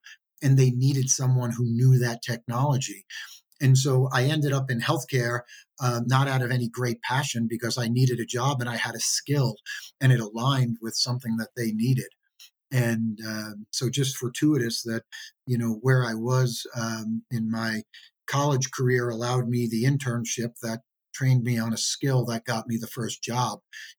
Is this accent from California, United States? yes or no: no; New York City, New York, United States; now in Denver, United States; Yeah, well, my family owned a fish market for three generations in the Bronx. So I grew up to a small family-owned business